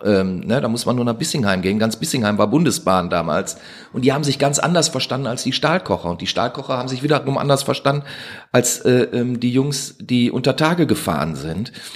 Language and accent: German; Duisburg, North Rhine-Westphalia, Germany; ich bin in Duisburg-Meiderich groß geworden